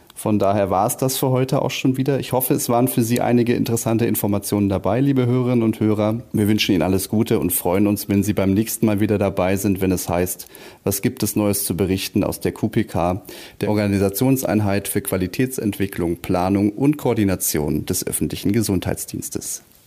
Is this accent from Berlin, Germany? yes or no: yes; Berlin, Germany; als Berliner